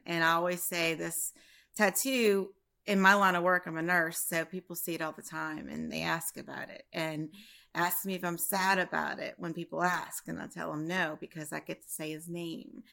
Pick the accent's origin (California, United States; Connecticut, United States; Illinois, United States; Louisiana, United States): Louisiana, United States; Prairieville; I'm from Prairieville, Louisiana, in between New Orleans and Baton Rouge.